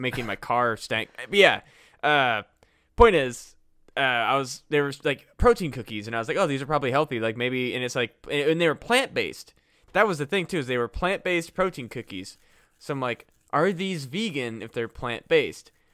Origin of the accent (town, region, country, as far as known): Iowa, United States; born or raised there; moved away